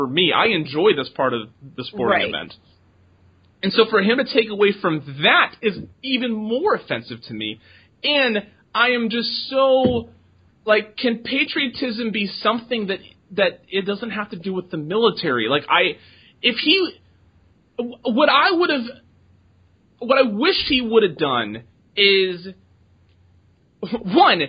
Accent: United States; as an American and a veteran and everything else that I am

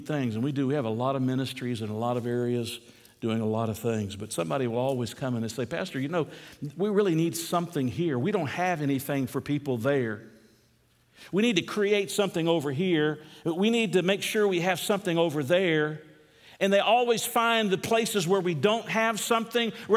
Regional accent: United States; We're American Christians

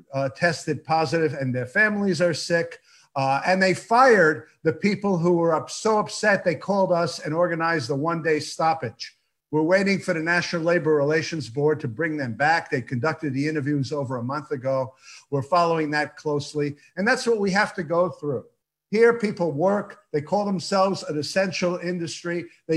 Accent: New York, United States; first language Yiddish; English is a second language; now in Los Angeles, United States; I'm a New Yorker. I'm an LA transplant.

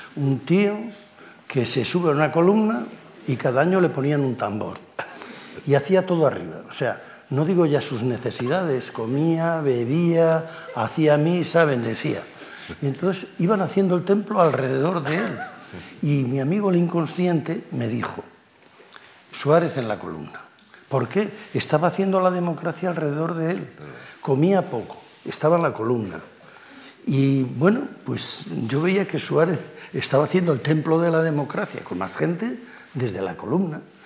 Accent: village on the Pisuerga, Castile and León, Spain; also born or lived in Liébana, Cantabria; el Pisuerga pasa por mi pueblo

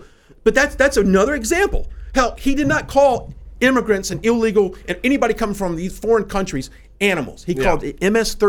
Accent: United States; I live in this country. I was born here. I'm an American.

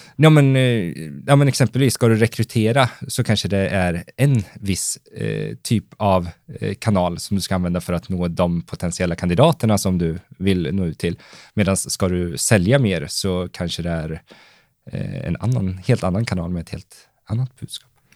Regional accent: Valdemarsvik, Östergötland, Sweden; jag började skapa lite egengjorda annonser som jag sprang och lappade bilar med hemma i Valdemarsvik

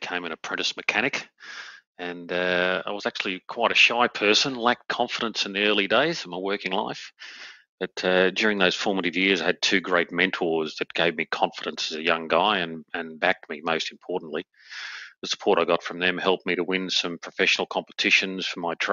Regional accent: Australia; moved away as an adult; having been back in my home country in Australia now for about 5 years

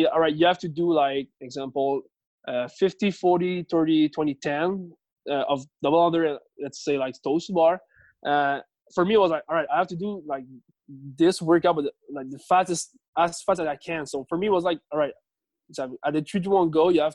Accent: Richelieu, Quebec, Canada; English is a second language; moved away as an adult; also born or lived in Montreal; now in north of Montreal, Canada; I grew up in a little city. It's called, in French, it's called Richelieu

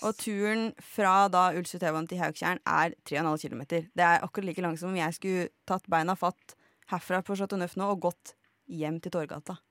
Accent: Lillehammer, Innlandet, Norway; moved away; da jeg var hjemme på Lillehammer

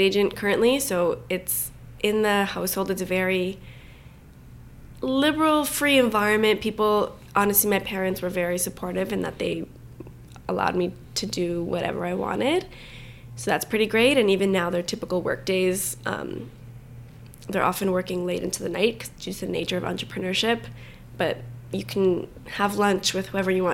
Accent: Vaughan, Ontario, Canada; I grew up in Vaughan, so a suburb of Toronto

